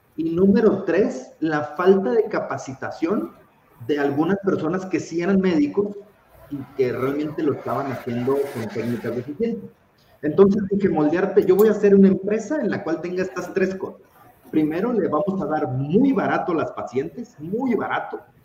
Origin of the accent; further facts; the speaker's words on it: Tijuana, Baja California, Mexico; soy tijuanense, orgullosamente tijuanense y por supuesto mexicano